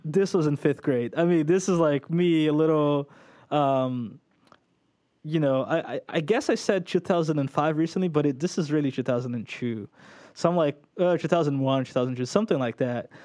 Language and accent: English; São Paulo, Brazil; moved away as an adult; also born or lived in Orlando area, United States; now in Orlando, United States; I was born in Brazil, São Paulo, Brazil. Um, moved here when I was ten, stayed here for a year and a half to two years, not very long